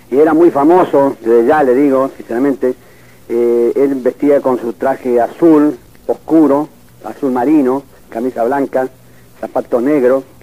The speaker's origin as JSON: {"language": "Spanish", "country": "Argentina", "said": "yo lógicamente soy argentino"}